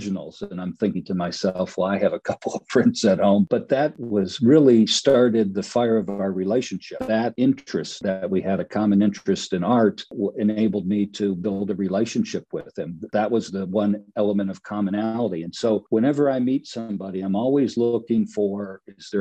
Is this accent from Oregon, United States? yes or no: no; Detroit, Michigan, United States; I grew up in Detroit, Motown